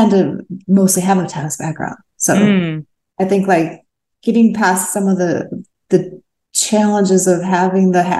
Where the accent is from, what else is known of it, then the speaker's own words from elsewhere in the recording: Midwest, United States; also born or lived in Portland, Oregon; now in California, United States; I grew up in the Midwest